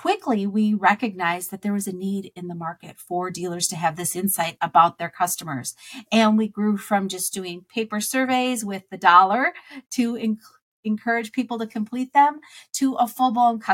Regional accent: Wisconsin, United States; I grew up in Wisconsin

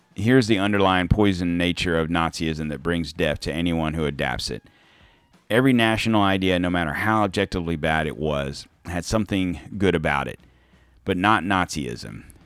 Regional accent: United States; I'm American

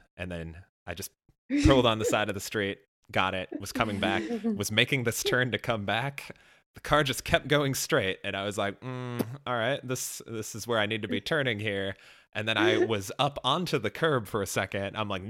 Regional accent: Chicago, Illinois, United States; moved away; I grew up in Chicago

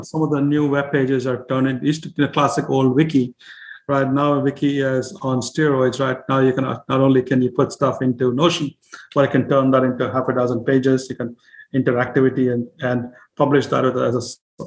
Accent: India; now in United States; when I was growing up in India

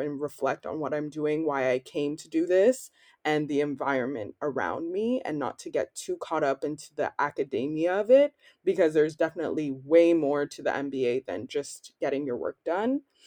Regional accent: Ottawa, Ontario, Canada; moved away as an adult; also born or lived in Toronto, Canada; now in Cergy, France; I'm from Ottawa, Canada, but I've actually spent the last six years in Toronto.

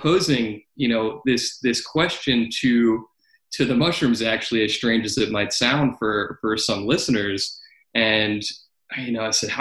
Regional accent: New York, United States; I came back to my home state of New York

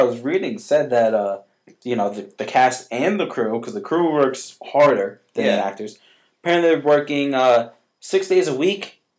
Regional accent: Connecticut, United States; now in Carmel, United States; when I used to live in Connecticut, and the Deeds Pizzeria was a pizzeria in my hometown.

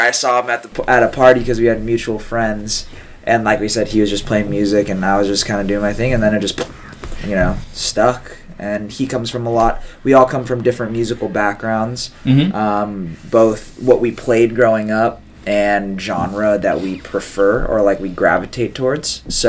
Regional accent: Long Beach, California, United States; now in Hawaii, United States; We're both originally from California, so I'm from Long Beach, born and raised.

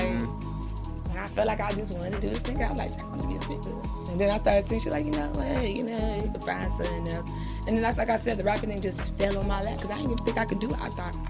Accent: Miami, Florida, United States; Growing up in Miami, like I said, fast paced, you know, always hot.

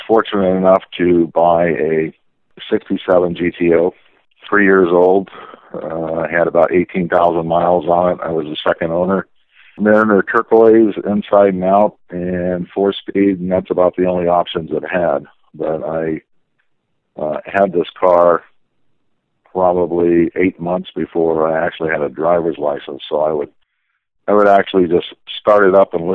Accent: Southern California, United States; I grew up in Southern California in the car culture

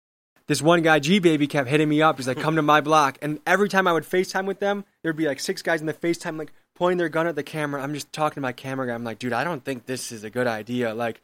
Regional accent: Milwaukee, Wisconsin, United States; Like, I guess some people didn't know I was from Milwaukee. They thought I drove from somewhere to do this.

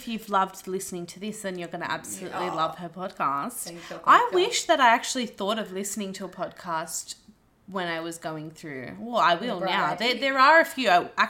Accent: Wollongong, New South Wales, Australia; I'm not far from Wollongong. No. I was from Wollongong, so it's fine.

